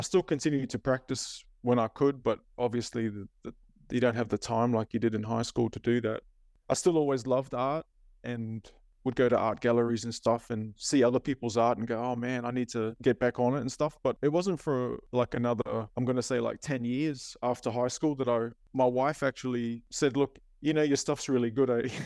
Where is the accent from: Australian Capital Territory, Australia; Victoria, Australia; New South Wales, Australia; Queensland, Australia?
Queensland, Australia; Cairns; also born or lived in Auckland, New Zealand; Mum moved us back to Cairns in the late eighties. So I was about eight years old when we came back to Cairns.